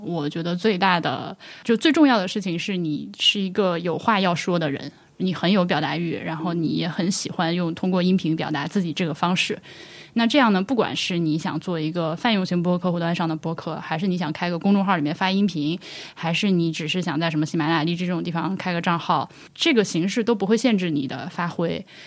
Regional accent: Laohekou, Hubei, China; moved away as an adult; 我是上大学才离开老河口的

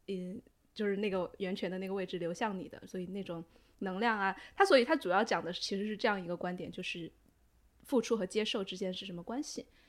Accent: China; 我们中国人很喜欢，互相打麻烦嘛

